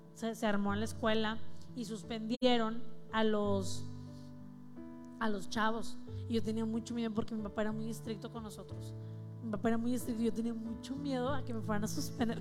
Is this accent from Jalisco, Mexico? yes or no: no; Ciudad Victoria, Tamaulipas, Mexico; moved away as an adult; now in Monterrey, Mexico; A los 18 años me fui, me vine a Monterrey porque soy, de Ciudad Victoria